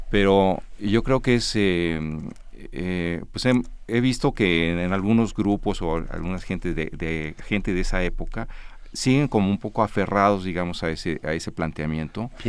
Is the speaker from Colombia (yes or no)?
no; United States; born there; por haber nacido fuera de, yo nací en Estados Unidos